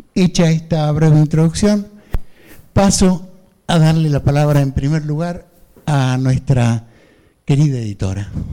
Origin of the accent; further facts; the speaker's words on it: Salta, Argentina; moved away as an adult; also born or lived in Buenos Aires, Argentina; now in Spain; me fui de Buenos Aires a mi pueblo en la provincia de Salta, y un segundo exilio definitivo eh, luego del golpe de los militares aquí a España